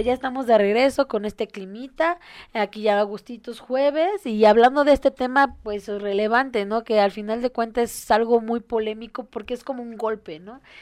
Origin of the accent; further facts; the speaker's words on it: Mexico; los mexicanos tendemos a ser muy chistosos y sacar broma de todo